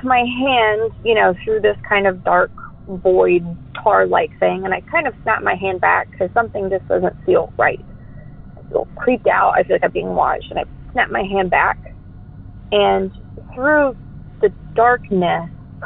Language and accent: English; Denton, Texas, United States; also born or lived in Lewisville, Texas; I was born in Denton, Texas